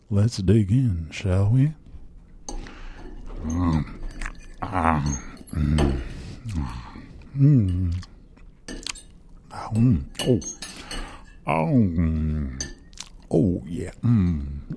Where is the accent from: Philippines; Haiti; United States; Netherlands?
United States; Washington; In my home state of Washington